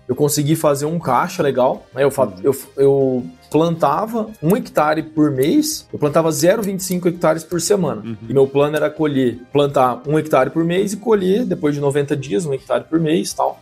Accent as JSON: {"language": "Portuguese", "town": "São José do Rio Preto", "region": "São Paulo", "country": "Brazil", "also_born_or_lived": "Viçosa, Minas Gerais", "said": "Sou aqui do interior de São Paulo, noroeste aqui do estado, São José do Rio Preto."}